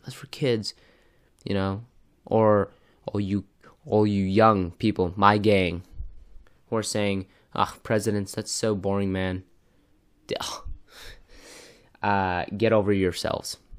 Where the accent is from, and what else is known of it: United States